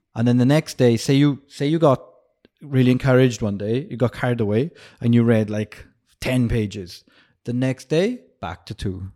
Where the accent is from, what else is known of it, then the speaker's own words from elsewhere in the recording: Wales, United Kingdom; moved away; I grew up in Wales and it's next to England